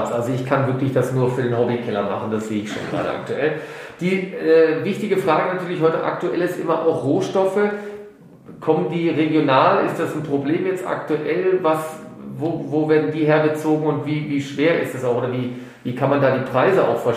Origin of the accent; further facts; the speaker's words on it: Rhineland, Germany; wie man bei uns im Rheinland sagt.